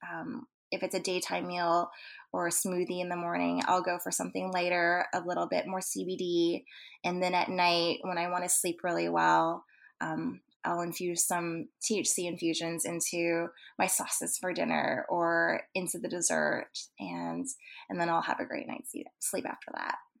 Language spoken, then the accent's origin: English; Texas, United States; I was born in Texas, so I'm a second generation Asian American.